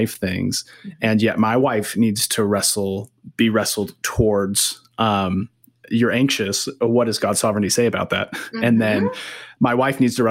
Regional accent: San Diego, California, United States; now in Missoula, United States; I'm originally from San Diego

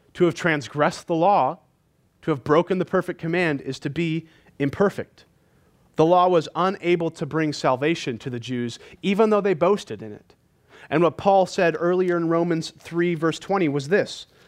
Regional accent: California, United States; now in Montana, United States; I'm from California

